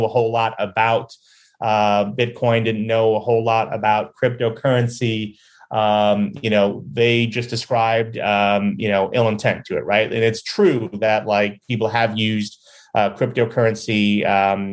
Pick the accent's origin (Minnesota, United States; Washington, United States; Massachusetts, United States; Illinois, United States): Illinois, United States; Chicago; being a Chicagoan